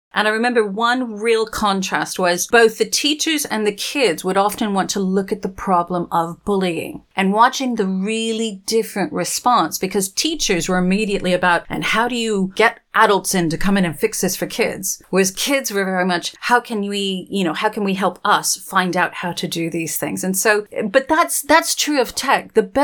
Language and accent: English; Texas, United States; also born or lived in Arizona / New Mexico; where I grew up out in Texas and Arizona and New Mexico, we didn't learn how to curtsy.